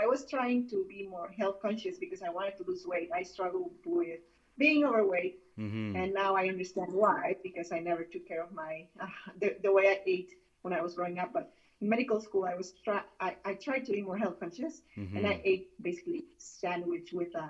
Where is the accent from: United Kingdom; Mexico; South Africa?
Mexico; moved away as an adult; now in United States; I'm from Mexico originally. Okay. And I was born there and I grew up there.